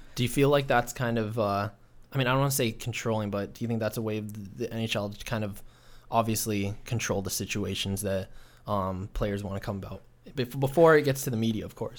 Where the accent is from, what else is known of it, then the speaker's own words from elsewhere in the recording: Toronto, Ontario, Canada; I grew up in Scarborough, so it was a little more diverse